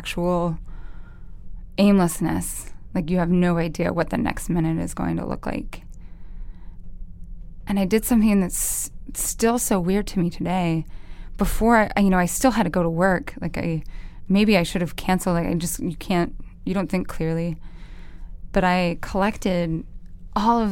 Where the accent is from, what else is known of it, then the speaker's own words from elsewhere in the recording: Idaho, United States; where we grew up in Idaho, to be a football player was like this specific sort of royalty